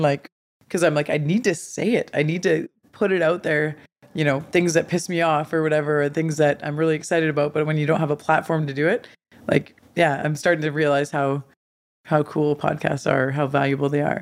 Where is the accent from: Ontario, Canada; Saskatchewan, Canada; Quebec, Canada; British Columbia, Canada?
British Columbia, Canada; Smithers; I grew up in Smithers. I have three older brothers.